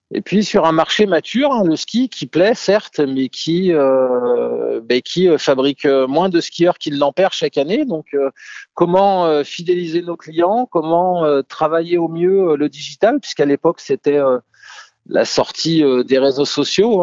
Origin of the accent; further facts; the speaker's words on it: Savoy, Auvergne-Rhône-Alpes, France; also born or lived in Cambridge, England / Lyon; je suis savoyard